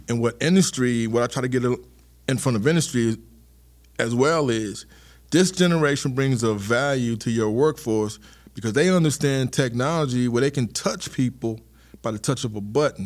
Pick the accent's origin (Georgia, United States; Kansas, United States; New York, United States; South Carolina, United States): South Carolina, United States; Charleston; also born or lived in Tennessee; I'm a South Carolina kid.